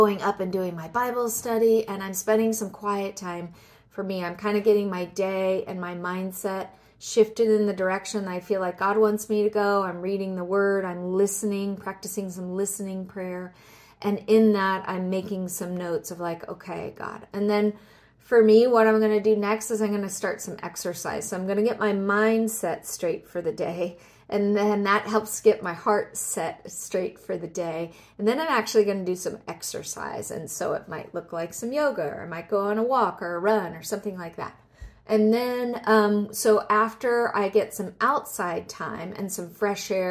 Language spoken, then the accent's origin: English; Southern California, United States; moved away; I'm originally from Southern California